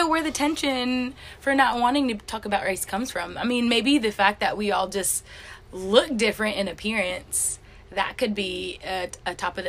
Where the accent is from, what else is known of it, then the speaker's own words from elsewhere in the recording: Enterprise, Alabama, United States; But I'm from Enterprise, Alabama, and that is in Southeast Alabama. And so Enterprise is a pretty small town